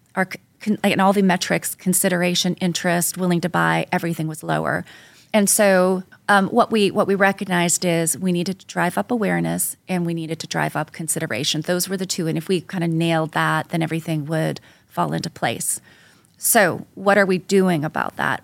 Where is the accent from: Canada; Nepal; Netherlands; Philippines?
Canada; moved away as an adult; now in New York, United States; I'm, I'm originally from Canada